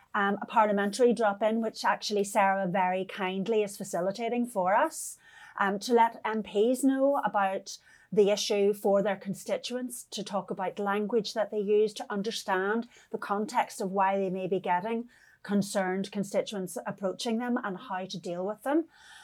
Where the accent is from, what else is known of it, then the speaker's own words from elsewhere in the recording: County Donegal, Ireland; I come from Donegal in Ireland.